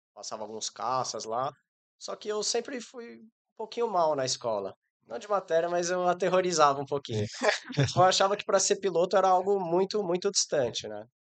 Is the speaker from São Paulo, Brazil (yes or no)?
yes; São Paulo, Brazil; moved away as an adult; also born or lived in Nepal; eu sou natural de São Paulo